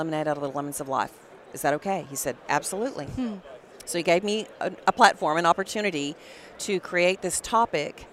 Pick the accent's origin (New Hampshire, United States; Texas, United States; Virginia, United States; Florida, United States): Texas, United States; Dallas; We're both from Dallas. Our family's in Dallas.